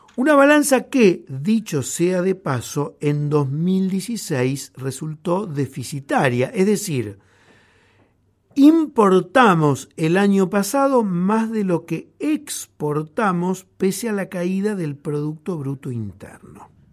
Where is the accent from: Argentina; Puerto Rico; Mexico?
Argentina